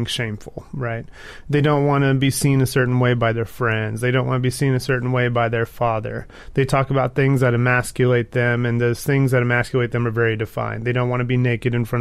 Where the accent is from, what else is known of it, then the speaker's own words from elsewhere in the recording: Texas, United States; I'm from Texas.